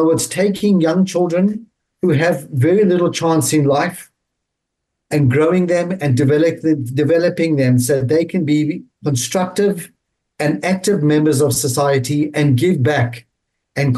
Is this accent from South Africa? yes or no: yes; South Africa; growing up in South Africa, having brought up my children in South Africa